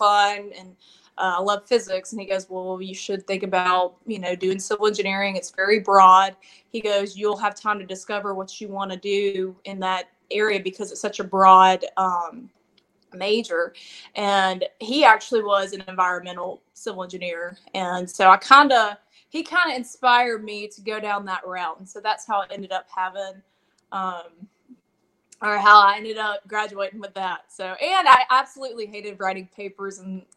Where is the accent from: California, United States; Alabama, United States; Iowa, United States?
Alabama, United States; Montgomery; I'm from the Montgomery area